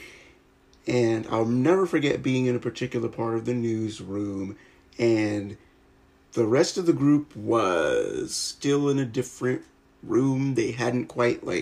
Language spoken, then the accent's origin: English; United States; I am 100% from America